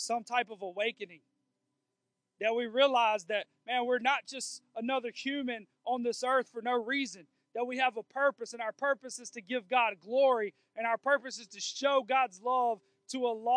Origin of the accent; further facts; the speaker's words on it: United States; I'm a white guy and I'm American